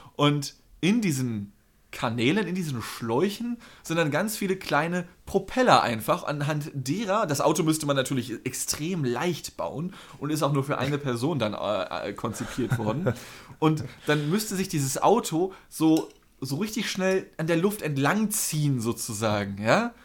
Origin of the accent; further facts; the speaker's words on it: North Rhine-Westphalia, Germany; moved away; also born or lived in Northern Germany; ich nenne es halt auch Karneval als NRW-Mensch